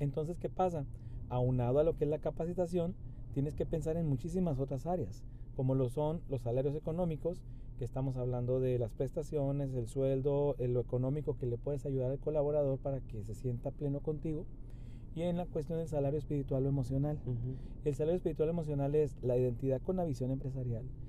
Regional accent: Chihuahua, Mexico; also born or lived in Monterrey; mi mayor experiencia pues fue en el estado de Chihuahua, mi ciudad natal

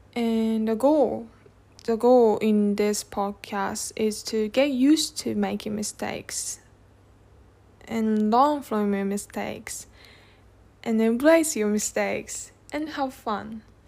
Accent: Tokyo, Japan; English is a second language; 私 は 東 京 生 ま れ 東 京 育 ち

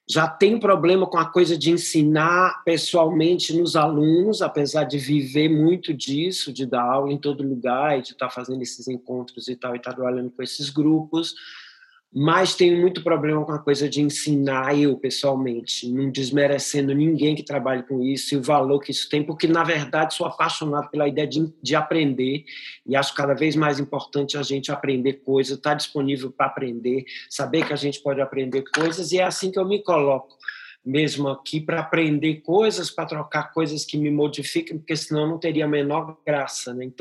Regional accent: Teresina, Piauí, Brazil; born there; also born or lived in Europe; eu nasci em Teresina, no Piauí, e, mas já vivo há 35 anos na Europa

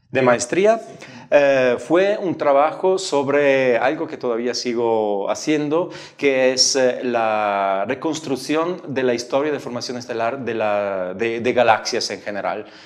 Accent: Italy; moved away; also born or lived in Padua; yo soy italiano

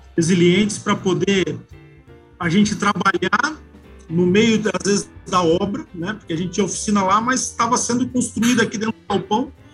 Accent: Joinville, Santa Catarina, Brazil; eu nasci aqui em Joinville, né? É, fui criado é, pelo, praticamente mais pelo meu, meu pai

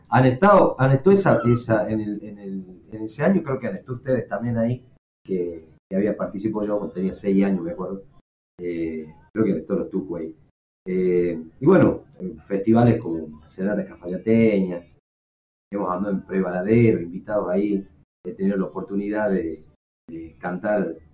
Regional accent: Bella Vista, Tucumán, Argentina; un saludo para toda la gente de ahí, de mi ciudad natal.

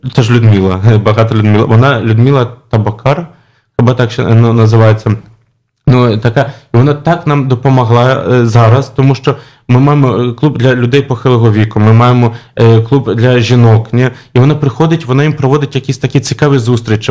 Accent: Kharkiv, Kharkiv Oblast, Ukraine; moved away as an adult; now in Warsaw, Poland; я народився в Харкові, тому, звичайно, вважаю себе українцем

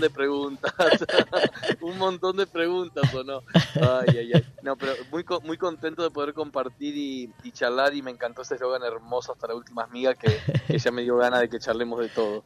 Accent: Entre Ríos, Argentina; born or raised there; moved away

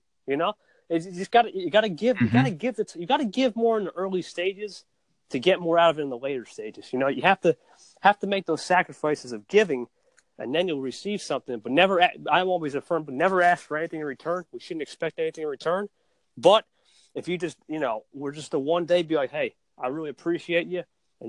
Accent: New Jersey, United States; NJ, New Jersey.

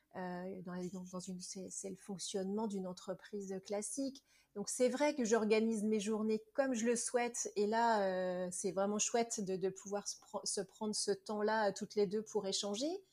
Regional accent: Nantes, Pays de la Loire, France; moved away; je suis nantaise. Donc euh, j'ai vécu 40 ans à Nantes

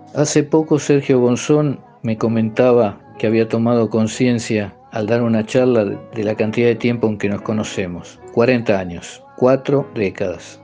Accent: Pergamino, Buenos Aires Province, Argentina; nací en Pergamino, al norte de la provincia de Buenos Aires, en 1955

